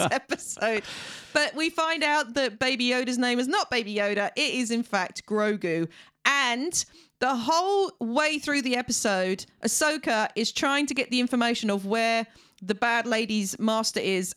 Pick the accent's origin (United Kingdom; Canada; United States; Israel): United Kingdom